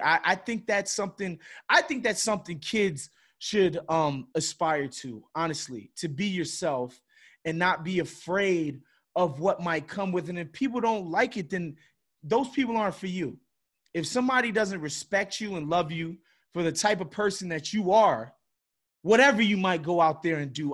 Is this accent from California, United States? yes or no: no; New York City, New York, United States; growing up in Brooklyn, New York, and then Queens right after